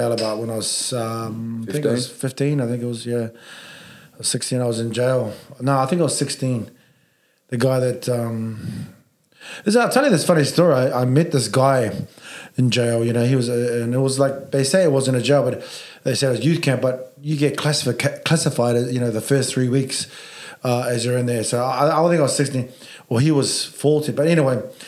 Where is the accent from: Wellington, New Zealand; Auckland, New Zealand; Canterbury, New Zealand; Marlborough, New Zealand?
Auckland, New Zealand; moved away as an adult; also born or lived in Sydney, Australia; Started in the city in Auckland, like most Polynesians, but then moved out South Auckland, called Papetai or Mangere, they call it. And yeah, spent 21 years of my life there growing up